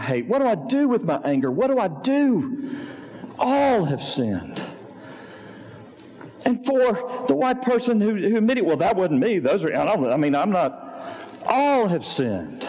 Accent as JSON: {"language": "English", "region": "Arkansas", "country": "United States", "moved": "yes", "lives_now": "Memphis, United States", "said": "I'm kind of from Arkansas, so small, small town in the Delta."}